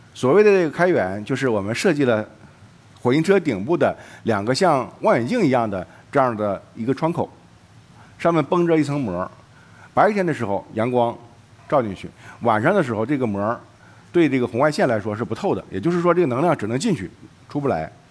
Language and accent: Chinese; Jilin, China; 我的老家是呃东北吉林，那里有一个景色叫做雾凇，实际上我们当地人叫树挂